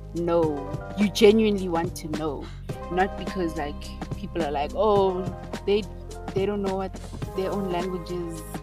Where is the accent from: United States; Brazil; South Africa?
South Africa; I'm Zulu